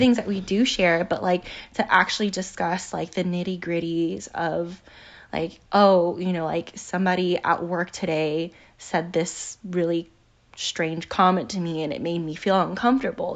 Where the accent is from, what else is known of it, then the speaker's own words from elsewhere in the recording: United States; we, as Asian American people